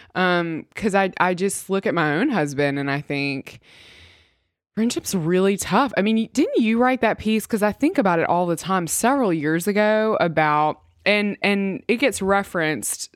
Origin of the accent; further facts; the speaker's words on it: Mississippi, United States; I am from Mississippi and come from country folk